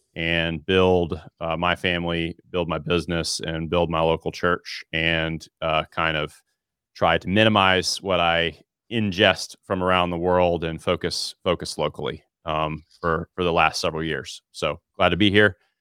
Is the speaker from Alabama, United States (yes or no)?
yes; Alabama, United States; born and raised in Alabama